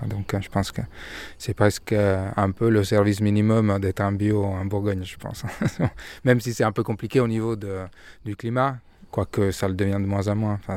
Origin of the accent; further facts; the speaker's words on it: Milan, Lombardy, Italy; moved away as an adult; now in France; je suis de Milan ils nous sont rencontrés à Milan. Moi, j'ai fait toutes mes études à Milan